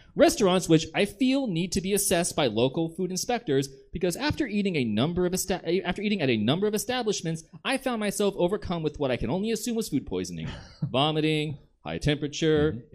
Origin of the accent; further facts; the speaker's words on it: the South, United States; I'm from the South